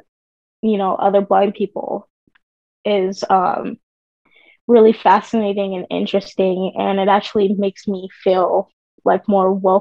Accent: Santa Clarita, California, United States; I'm from Southern California, Santa Clarita

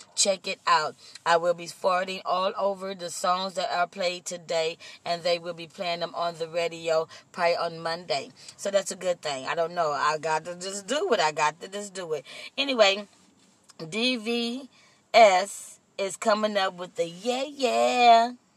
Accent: Compton, California, United States; also born or lived in Austin, Texas; I was raised in the city of Compton

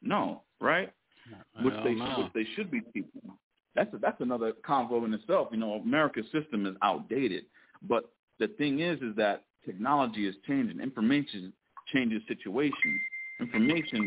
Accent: Connecticut, United States; now in Temecula, United States; I live out in Temecula, California. I'm originally from Connecticut

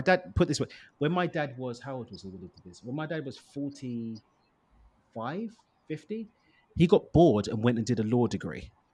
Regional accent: London, United Kingdom; now in Cabo, Mexico; I born and raised in East London in the UK.

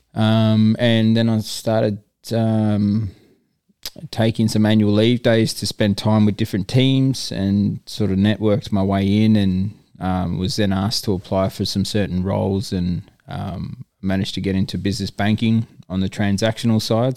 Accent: Darwin, Northern Territory, Australia; moved away as an adult; also born or lived in Sydney; now in Perth, Australia; I grew up there.

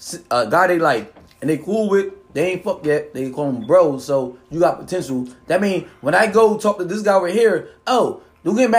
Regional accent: New Jersey, United States; It's called Ballin, New Jersey, the biggest city in New Jersey

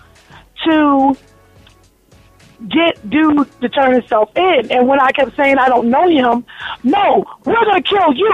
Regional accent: New Jersey, United States; I'm born and raised in New Jersey

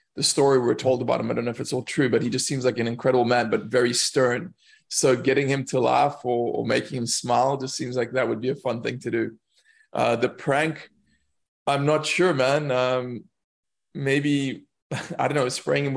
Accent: South Africa; moved away as an adult; also born or lived in London; as a South African, especially as a white South African, growing up around these people who, you know, they're very impoverished

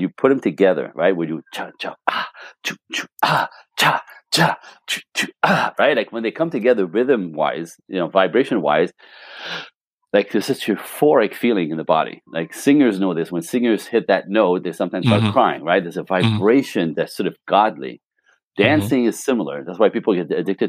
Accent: Canada; moved away as an adult; also born or lived in Los Angeles; I'm Canadian

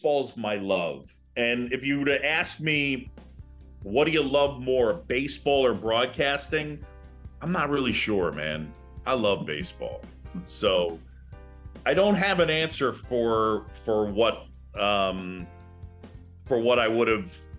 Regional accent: New York City, New York, United States; moved away as an adult; also born or lived in Philadelphia / Boston; now in Chicago, United States; I was born in Philadelphia. I grew up in New York City. I went to college in Boston

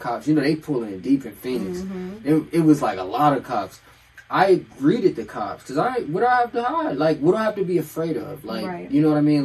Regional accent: Nigeria; I'm Nigerian.

